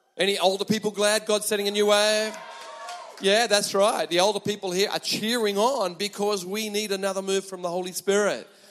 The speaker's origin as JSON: {"language": "English", "country": "Australia", "moved": "as an adult", "lives_now": "Japan", "said": "I am from Australia"}